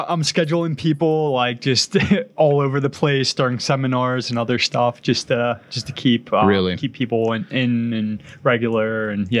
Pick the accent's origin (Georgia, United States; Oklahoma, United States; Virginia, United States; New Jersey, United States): New Jersey, United States; moved away; So I was born and raised in New Jersey